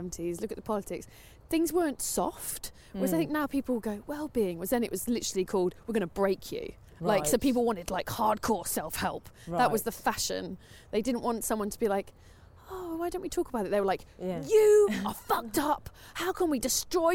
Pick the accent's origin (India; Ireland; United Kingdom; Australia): United Kingdom; London; I grew up in North London. And still live here.